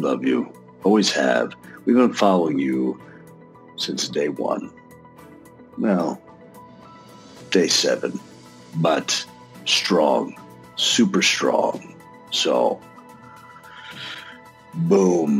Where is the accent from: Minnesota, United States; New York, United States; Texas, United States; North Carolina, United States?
Texas, United States; I'm from Texas